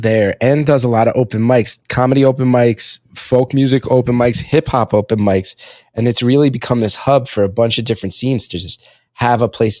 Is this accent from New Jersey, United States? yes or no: yes; West Orange, New Jersey, United States; also born or lived in Montclair, New Jersey; I grew up in West Orange, lived in Montclair for a year or two